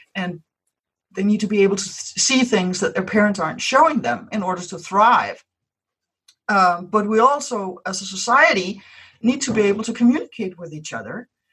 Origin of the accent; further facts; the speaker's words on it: Denmark; first language Danish; English is a second language; mine is Danish.